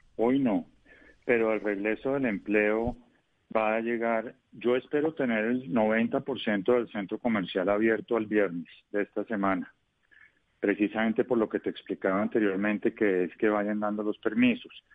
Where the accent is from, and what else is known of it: Colombia